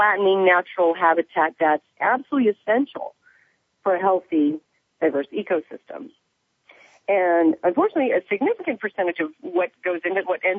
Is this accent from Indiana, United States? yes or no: yes; Evansville, Indiana, United States; growing up in Indiana, I used to go fish with my grandpa